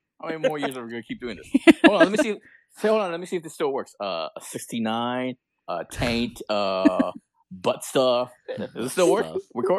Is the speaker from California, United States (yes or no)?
yes; California, United States; I'm from California